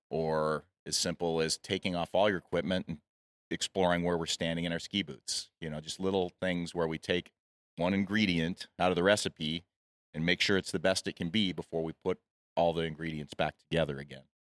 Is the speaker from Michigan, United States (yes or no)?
yes; Michigan, United States; moved away as an adult; now in Utah, United States; I grew up in Michigan and moved to Utah to be near the mountains, uh, in my early twenties